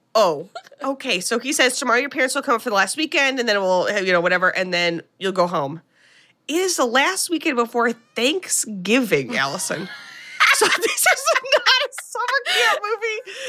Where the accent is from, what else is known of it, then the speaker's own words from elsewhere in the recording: United States; as an American